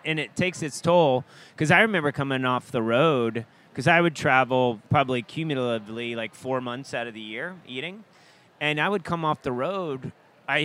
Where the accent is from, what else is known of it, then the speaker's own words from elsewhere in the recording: Atlanta, Georgia, United States; also born or lived in Maine / New York; now in Austin, United States; some of those things I grew up with in Atlanta